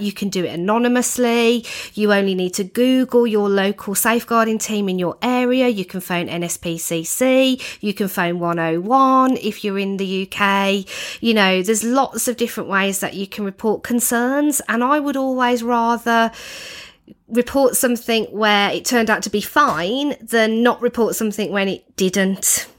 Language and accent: English; United Kingdom; as Brits, you know, as British people